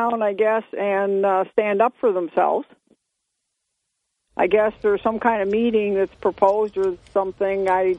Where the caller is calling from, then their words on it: Binghamton, New York, United States; … from Binghamton.